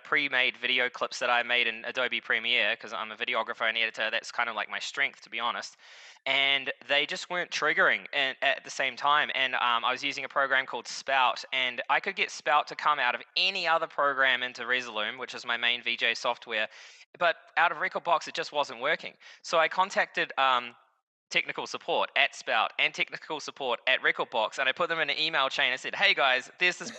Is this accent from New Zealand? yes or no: yes; New Zealand; now in Costa Rica; I'm currently based in Costa Rica, but I'm from New Zealand originally